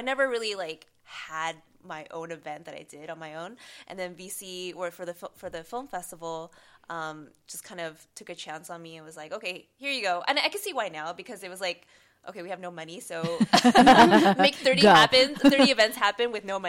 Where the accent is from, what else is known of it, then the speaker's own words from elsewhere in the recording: Arcadia, California, United States; in Arcadia, which is like 90% Asian people, so to me being Asian wasn't